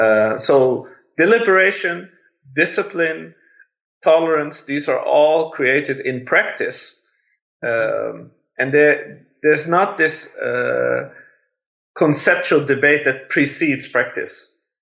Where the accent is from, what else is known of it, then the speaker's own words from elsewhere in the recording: Iran; born there; the fact that I was born in Iran has stimulated me to take really serious the issue of religious tolerance